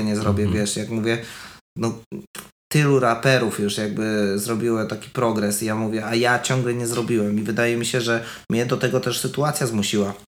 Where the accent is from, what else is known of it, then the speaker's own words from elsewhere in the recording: Milicz, Lower Silesian Voivodeship, Poland; moved away; dorastałem w kulcie czegoś takiego, że jeżeli ja nie będę odważny, to ja zostanę w miliczu